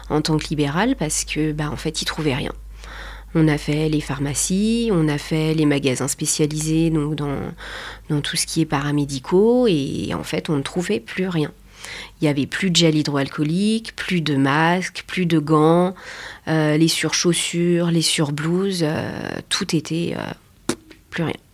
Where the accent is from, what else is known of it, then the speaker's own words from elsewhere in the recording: Pays de la Loire, France; moved away as an adult; On était une famille recomposée, on vient de Vendée, on était au Sable pendant 10 ans.